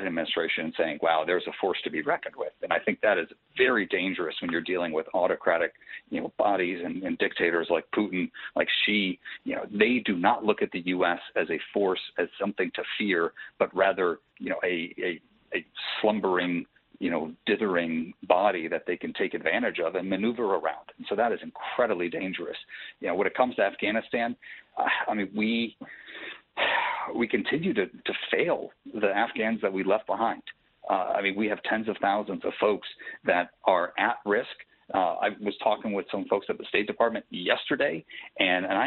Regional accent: Michigan, United States; I'm from Michigan.

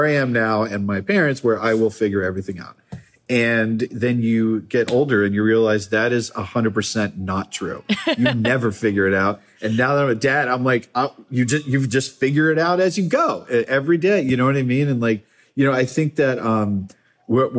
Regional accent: Massachusetts, United States; moved away as an adult; also born or lived in Baltimore / California; I grew up in Massachusetts

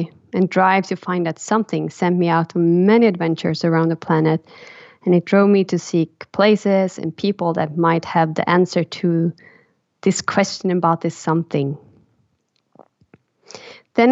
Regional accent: Karlstad, Värmland, Sweden; English is a second language; moved away as an adult; also born or lived in Stockholm, Sweden / Rome, Italy; my dad's place in my hometown Karlstad, where I grew up

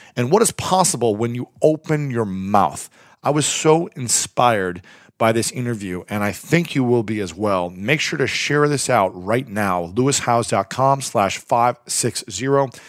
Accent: Delaware, Ohio, United States; moved away; also born or lived in Columbus, Ohio; I grew up in Delaware, Ohio, lived in Columbus for many years

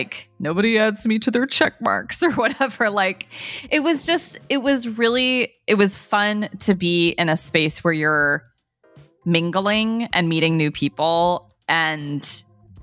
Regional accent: Dayton, Ohio, United States; I'm such a Midwesterner. I grew up in Dayton, Ohio

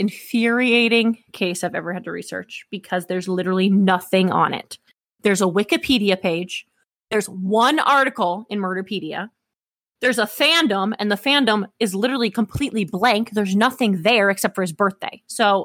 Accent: upstate New York, United States; accent: Northern; now in North Carolina, United States; I'm from upstate New York

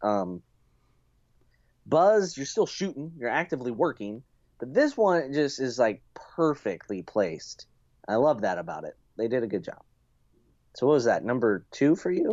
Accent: United States; As an American

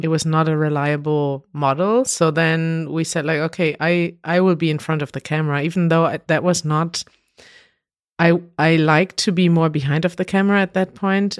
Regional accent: Münster, North Rhine-Westphalia, Germany; we went to the streets in Münster, in my hometown

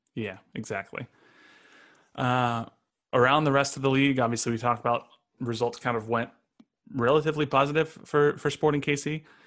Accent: Los Angeles, California, United States; moved away as an adult; now in Kansas City, United States; I grew up in L

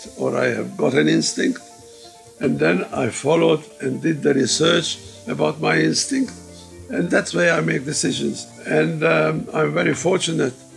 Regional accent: Hungary; also born or lived in Budapest, Hungary / Czechoslovakia; now in Australia; I was born in Czechoslovakia in 1930. 8 years later, it became Hungary, so I was a Hungarian

